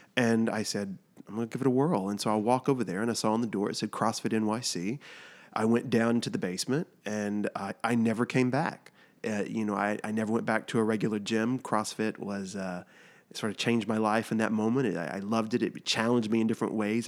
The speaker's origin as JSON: {"language": "English", "region": "Texas", "country": "United States", "tie": "born or raised there", "also_born_or_lived": "New York", "moved": "yes", "said": "I grew up in Texas"}